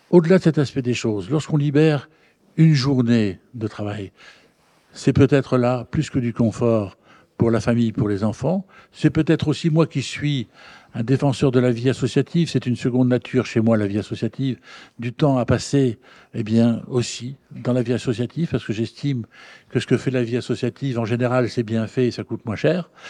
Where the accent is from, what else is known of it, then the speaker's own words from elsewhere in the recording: Hauts-de-France, France; Je viens du Nord, je suis pas loin de Dunkerque.